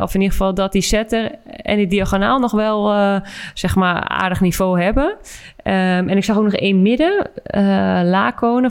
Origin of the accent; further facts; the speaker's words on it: Netherlands; als Nederlander ben ik daar heel blij mee